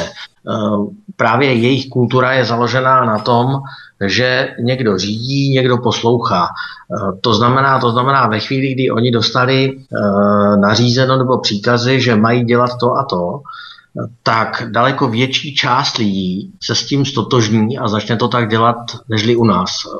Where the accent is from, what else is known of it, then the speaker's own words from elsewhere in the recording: Pardubice Region, Czechia; also born or lived in Beijing, China; já jsem z Pardubického kraje